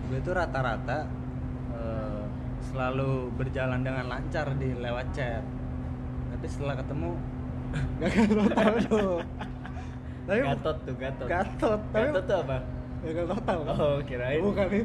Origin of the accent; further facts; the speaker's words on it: Java, Indonesia; gue tuh emang orang Jawa cuma gue kalau dengar orang napak itu gue kurang masuk lah